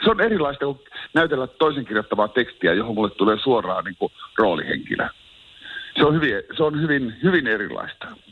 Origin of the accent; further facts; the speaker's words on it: Oulu, North Ostrobothnia, Finland; oon Oulusta kotosi ja syntynyt siihen